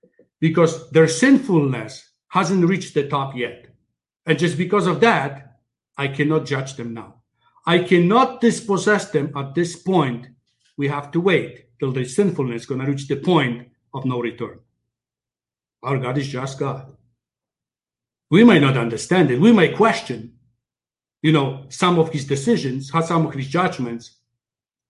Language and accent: English; Poland; now in Canada; I came from Poland